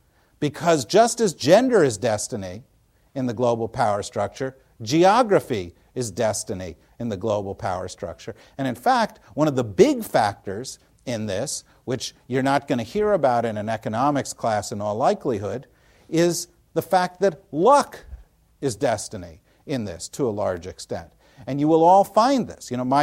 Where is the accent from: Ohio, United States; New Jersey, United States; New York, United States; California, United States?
New Jersey, United States; when Tina and I were growing up in New Jersey, you know, I heard about the World Jewish Conspiracy